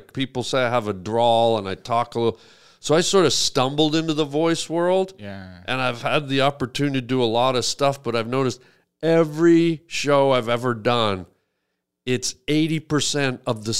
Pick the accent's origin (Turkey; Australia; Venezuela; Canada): Canada; No, I'm a Canadian.